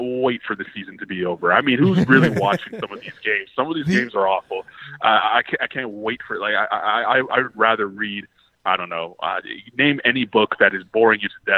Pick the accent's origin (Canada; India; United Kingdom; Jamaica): Canada; growing up in Canada, I watched Chris Bosh